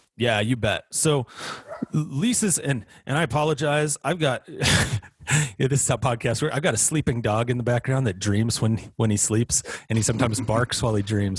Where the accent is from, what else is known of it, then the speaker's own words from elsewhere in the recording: Wyoming, United States; my home state of Wyoming